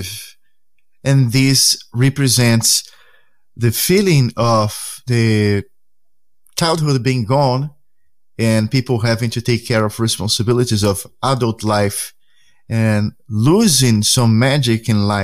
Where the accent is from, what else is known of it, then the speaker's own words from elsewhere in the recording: Santos, São Paulo, Brazil; English is a second language; moved away; Ponta da Praia is the neighborhood where I grown up as a kid.